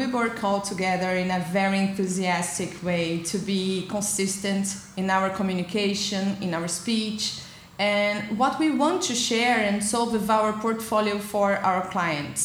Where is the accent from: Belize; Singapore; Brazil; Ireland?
Brazil; moved away as an adult; now in Lisbon, Portugal; I am a Brazilian and I'm based in Portugal for almost 6 years